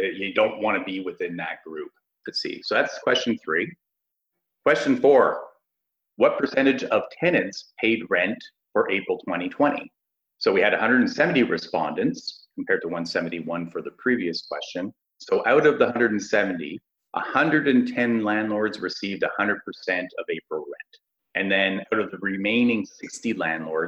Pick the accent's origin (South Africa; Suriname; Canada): Canada; Ottawa, Ontario; I'm from Ottawa